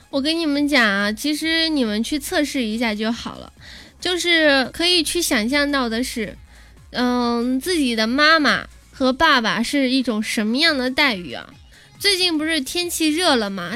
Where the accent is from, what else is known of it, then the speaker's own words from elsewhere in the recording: China; 我们中国人